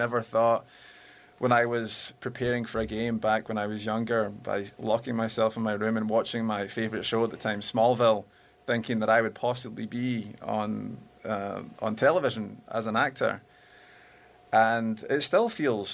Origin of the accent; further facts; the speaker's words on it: Glasgow, Scotland, United Kingdom; now in Los Angeles, United States; I'm from Glasgow. I'm a ex-football player